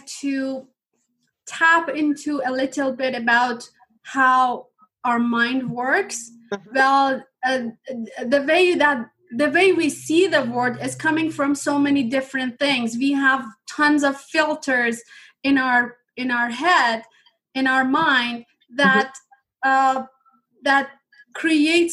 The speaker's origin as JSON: {"language": "English", "country": "Iran", "tie": "born or raised there", "second_language": "English", "moved": "as an adult", "lives_now": "Canada", "said": "when I was a child, my home country was in war"}